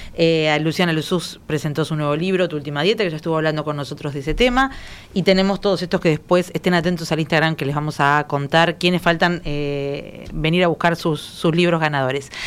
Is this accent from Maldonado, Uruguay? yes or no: yes; Maldonado, Uruguay; yo soy de Maldonado